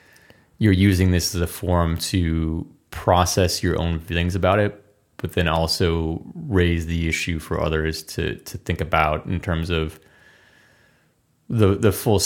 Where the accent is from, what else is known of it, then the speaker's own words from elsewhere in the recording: Midwest, United States; now in Los Angeles, United States; And two, we're both from the Midwest